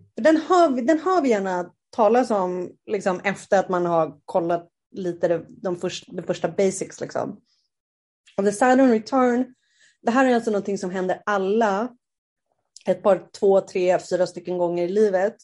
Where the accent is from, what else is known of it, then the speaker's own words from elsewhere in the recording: Sweden; moved away as an adult; also born or lived in South America; Jag har ju varit hemma i Sverige